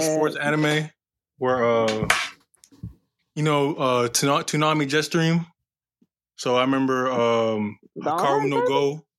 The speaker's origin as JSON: {"language": "English", "town": "Baltimore", "region": "Maryland", "country": "United States", "said": "I'm from Baltimore, Maryland."}